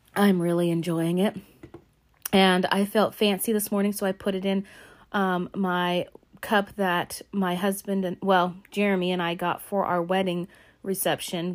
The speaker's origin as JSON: {"language": "English", "region": "Alaska", "country": "United States", "tie": "born or raised there", "said": "my home state of Alaska"}